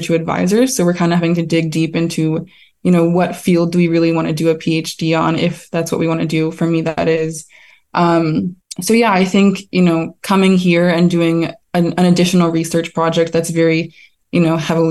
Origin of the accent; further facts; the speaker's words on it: Raleigh, North Carolina, United States; moved away as an adult; also born or lived in Bryn Mawr, Pennsylvania; now in Nantucket, United States; I was raised in Raleigh, North Carolina